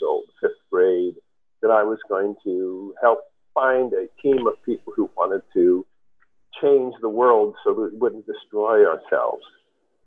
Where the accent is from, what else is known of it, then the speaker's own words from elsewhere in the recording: New York City, New York, United States; I grew up in New York City